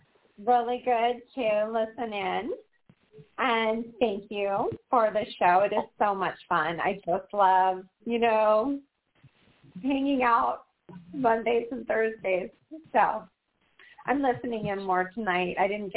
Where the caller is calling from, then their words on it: Portland, Oregon, United States; You know, this is … from Portland, Oregon.